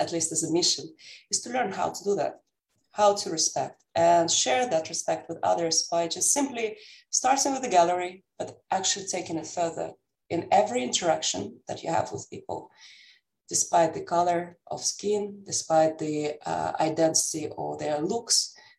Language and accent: English; Amsterdam, North Holland, Netherlands; now in United States; Besides the fact that I'm living now in the United States and I'm coming from Amsterdam, from the Netherlands, by roots, I'm Russian.